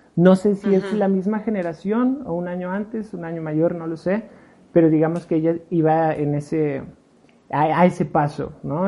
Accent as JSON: {"language": "Spanish", "region": "Puebla", "country": "Mexico", "tie": "born or raised there", "also_born_or_lived": "Mexico City", "said": "yo nací en el DF, pero soy más poblano que el chile en nogada"}